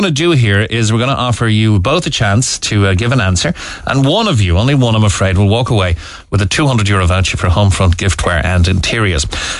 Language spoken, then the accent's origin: English; Cobh, Munster, Ireland; I was born and bred in Cove